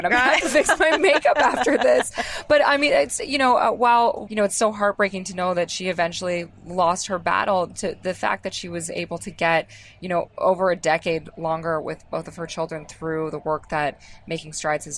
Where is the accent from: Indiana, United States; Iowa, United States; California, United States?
California, United States; Bay Area; now in New York, United States; I'm from the Bay Area, so like Apple played a big part in my upbringing.